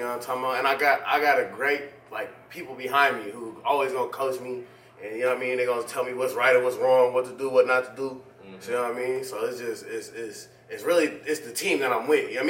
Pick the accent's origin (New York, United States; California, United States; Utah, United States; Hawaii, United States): California, United States; San Jose; from the east side of San Jose